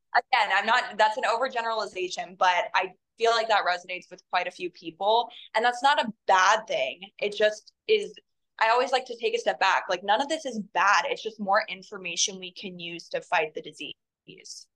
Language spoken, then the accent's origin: English; North Carolina, United States; I'm actually from North Carolina